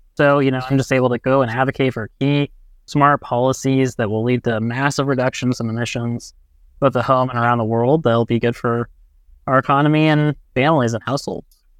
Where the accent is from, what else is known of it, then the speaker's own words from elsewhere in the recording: Brownsburg, Indiana, United States; I come from Brownsburg, Indiana, and now I've moved about fifteen minutes away where I live on the west side of Indianapolis.